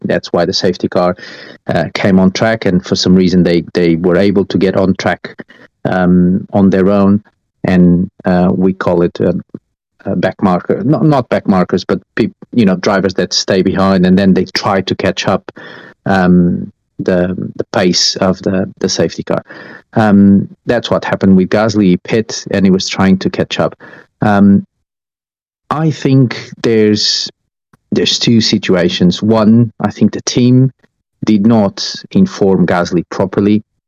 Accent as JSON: {"language": "English", "town": "Estoril", "region": "Lisbon", "country": "Portugal", "tie": "born or raised there", "moved": "yes", "said": "I come from Estoril. From I grew up on on the uh, Portuguese racing track Estoril"}